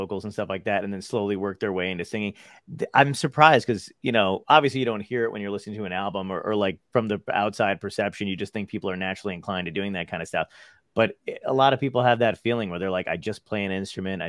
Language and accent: English; United States; I'm such an American